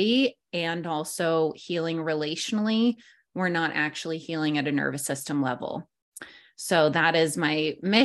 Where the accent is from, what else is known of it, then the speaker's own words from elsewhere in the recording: New York, United States; moved away as an adult; now in San Diego, United States; I am from New York